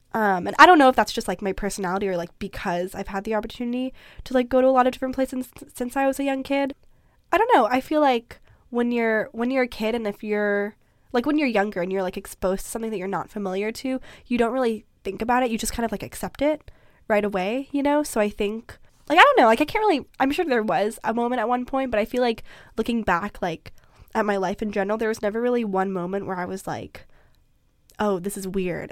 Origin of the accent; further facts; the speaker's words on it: Vancouver, British Columbia, Canada; also born or lived in Philippines; Growing up in Vancouver is a very unique experience in that you're on the West Coast, you're in North America